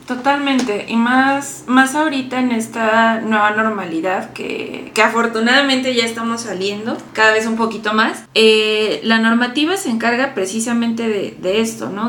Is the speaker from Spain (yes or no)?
no; Mexico; como mexicanos